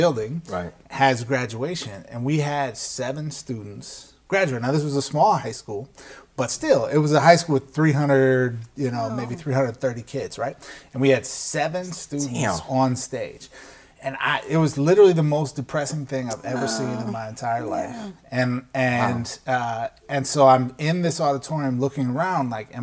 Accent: Midwest, United States; moved away as an adult; also born or lived in New York; I grew up in the Midwest

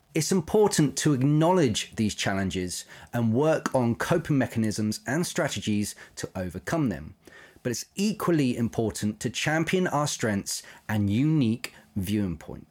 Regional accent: Isle of Wight, South East England, United Kingdom; moved away; I grew up on the Isle of Wight

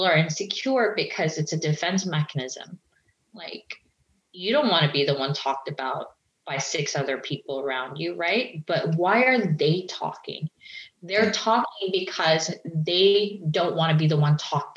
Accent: Philippines; the Filipino community, which I'm Filipino, is that we grew up hearing this word

